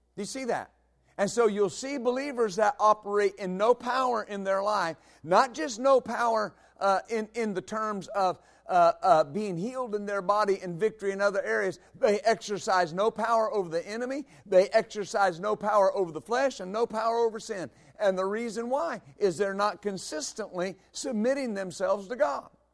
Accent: West Texas, United States; I grew up in West Texas

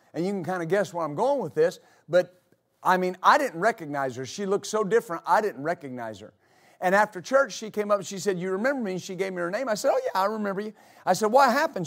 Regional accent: United States; I'm an American

